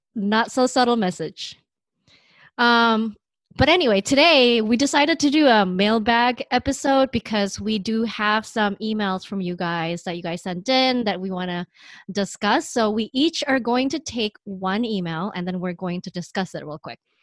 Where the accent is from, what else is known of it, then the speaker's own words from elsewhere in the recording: Bay Area, California, United States; moved away as an adult; now in New York, United States; we are both from the Bay Area.